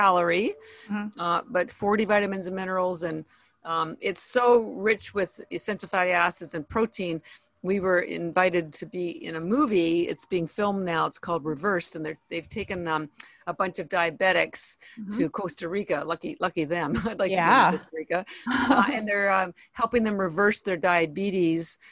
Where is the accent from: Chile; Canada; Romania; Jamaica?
Canada; Toronto, Ontario; moved away as an adult; now in Boston, United States; I am Canadian, by the way. I was born in Toronto